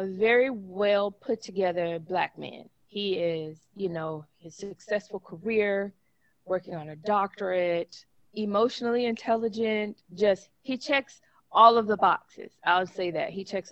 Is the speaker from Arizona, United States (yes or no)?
no; Memphis, Tennessee, United States; accent: country; moved away; I grew up in South Memphis